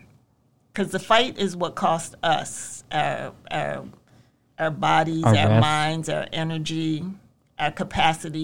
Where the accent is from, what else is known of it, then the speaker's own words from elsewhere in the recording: Philadelphia, Pennsylvania, United States; I have a toughness that comes from being born and bred here